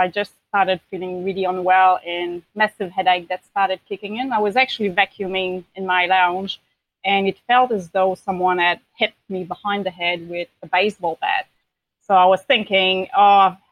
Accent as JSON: {"language": "English", "town": "Quebec City", "region": "Quebec", "country": "Canada", "moved": "as an adult", "lives_now": "New Zealand", "said": "I'm originally from Quebec City, Canada, but I've been living in New Zealand for about 14 years now."}